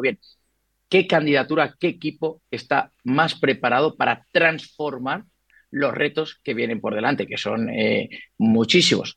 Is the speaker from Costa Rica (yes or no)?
no; Colombia; now in Madrid, Spain; Yo soy nacido en Colombia